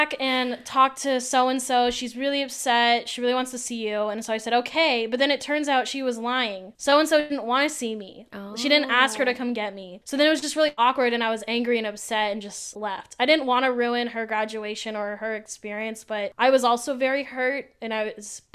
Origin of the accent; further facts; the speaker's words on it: Ventura County, California, United States; I'm originally from Ventura County, which is an hour and a half north of Orange County